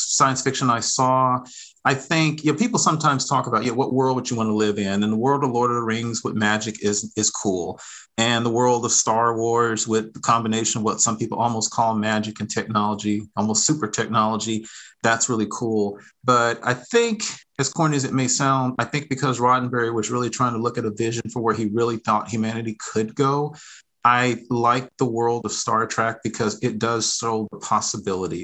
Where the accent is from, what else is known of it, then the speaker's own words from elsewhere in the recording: Fort Worth, Texas, United States; moved away as an adult; now in Atlanta, United States; I live in Atlanta, Georgia, originally from Fort Worth, Texas. That's I'm a Texan through and through